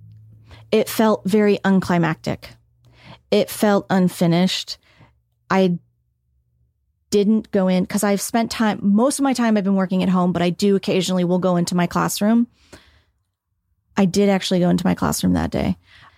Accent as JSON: {"language": "English", "town": "Petaluma", "region": "California", "country": "United States", "tie": "born or raised there", "said": "I grew up in Petaluma"}